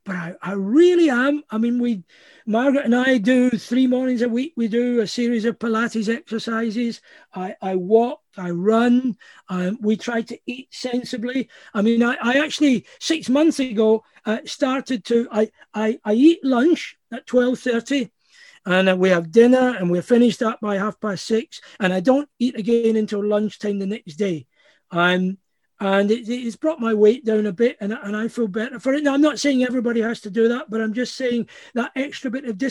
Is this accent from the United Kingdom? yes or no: yes; Scotland, United Kingdom; also born or lived in California; part of just being Scottish